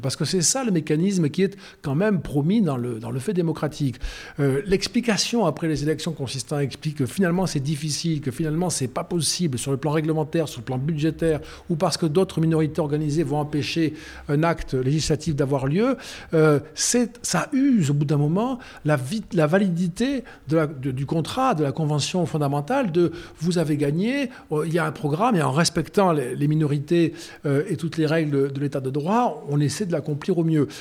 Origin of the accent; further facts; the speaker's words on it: Rodez, Occitania, France; moi, quand j'étais gamin à Rodez, 25 000 habitants